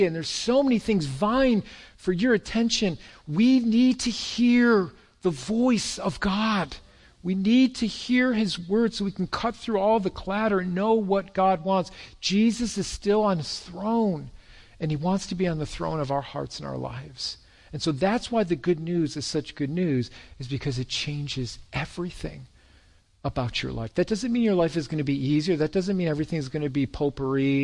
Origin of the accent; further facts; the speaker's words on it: Irondequoit, New York, United States; That's where I was raised in Arundequite